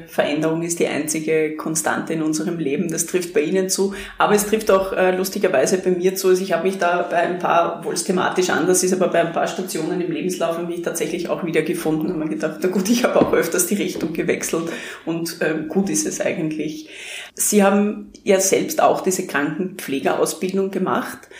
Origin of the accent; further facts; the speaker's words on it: Krems an der Donau, Lower Austria, Austria; moved away; weil ich in meine Heimatstadt wieder zurückkehre